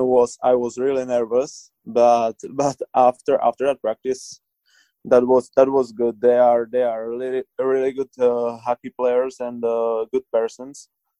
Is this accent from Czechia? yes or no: yes; Czechia; I watch just highlights because, like in Czech, we got 8 hours jet lag, so that's pretty hard for us.